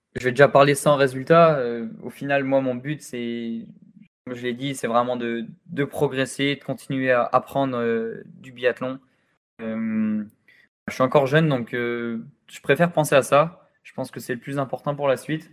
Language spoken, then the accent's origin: French; France; je suis né en France, j'ai grandi en France